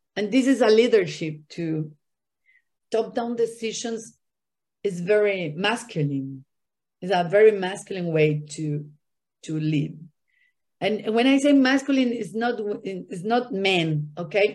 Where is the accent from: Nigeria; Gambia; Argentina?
Argentina; Buenos Aires; English is a second language; moved away as an adult; also born or lived in Miami; now in Brazil; I was born and raised in Argentina, in Buenos Aires